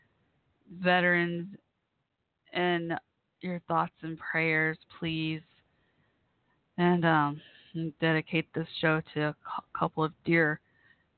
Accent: Waco, Texas, United States; also born or lived in Carrollton, Texas; We lived in, we first lived in Waco. I grew up mostly in Waco when I was younger

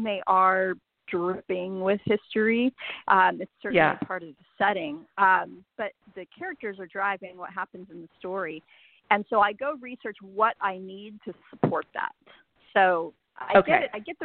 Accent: Denver, Colorado, United States; now in San Antonio, United States; I grew up in Denver

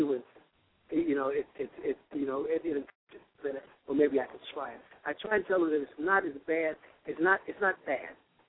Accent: Florida, United States; I'm from Florida.

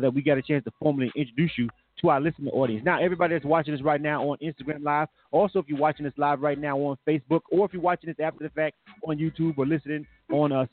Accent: Florida, United States; I'm a Florida boy myself.

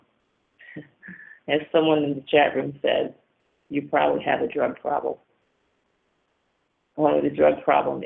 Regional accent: Syracuse, New York, United States; I'm from Syracuse, New York. We have a bunch of lakes in the area.

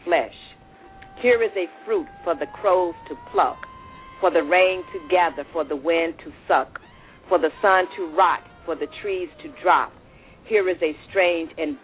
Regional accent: the South, United States; I'm a Southerner from the South myself

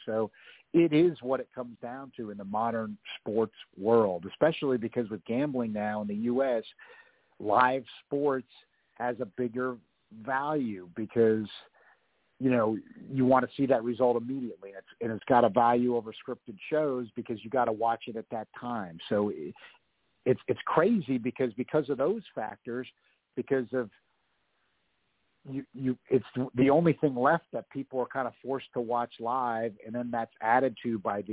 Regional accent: United States; I'm an American

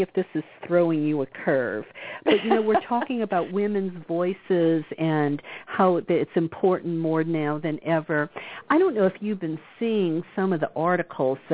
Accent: the South, United States; When I grew up in the South

